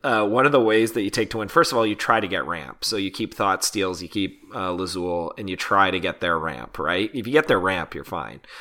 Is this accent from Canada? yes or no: yes; Canada; As a Canadian